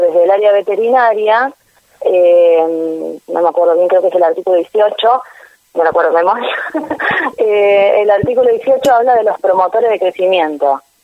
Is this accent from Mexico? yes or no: no; Argentina; como Argentina, nosotros tenemos un país muy grande